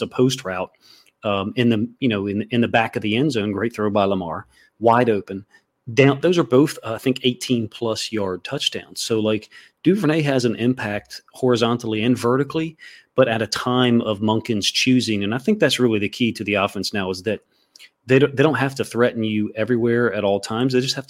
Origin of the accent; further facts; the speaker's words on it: Ireland; I'm Irish, so we're, you know, too hard-headed for our own good.